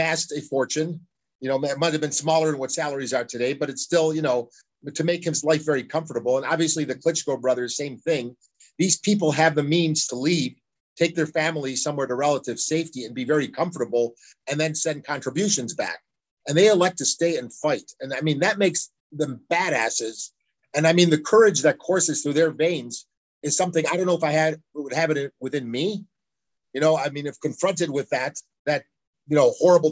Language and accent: English; United States; I'm a tourist from America